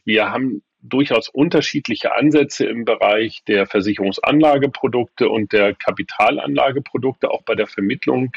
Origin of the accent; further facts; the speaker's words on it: Hamburg, Germany; now in Rostock, Germany; in meiner Geburtsstadt. Die Heimatstadt ist ja inzwischen Rostock und die Geburtsstadt aber immer noch äh, Hamburg